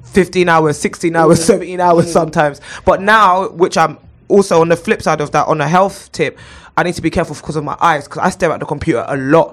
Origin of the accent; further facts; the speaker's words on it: London, United Kingdom; I grew up in Clapham and Brixton